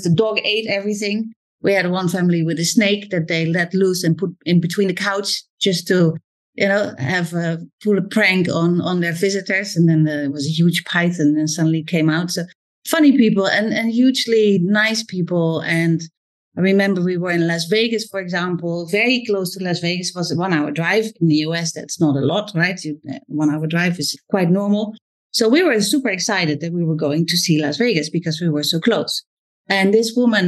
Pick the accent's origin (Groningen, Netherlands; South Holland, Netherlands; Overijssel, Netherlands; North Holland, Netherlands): Overijssel, Netherlands; Zwolle; English is a second language; moved away as an adult; also born or lived in Amsterdam, Netherlands / London, United Kingdom; now in Singapore; Zwolle, where I was raised.